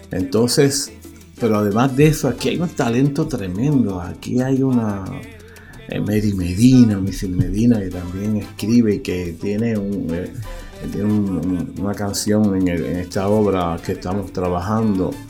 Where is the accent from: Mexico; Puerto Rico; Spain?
Puerto Rico; Utuado; pues busco la colaboración de gente de utuadeños que me ayuden a, también dar un mensaje. Ahí, por ejemplo, yo vengo de Utuado